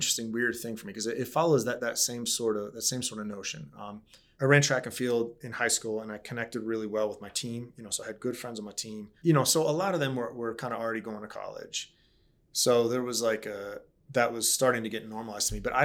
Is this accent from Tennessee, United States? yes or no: no; Baltimore, Maryland, United States; I grew up in Baltimore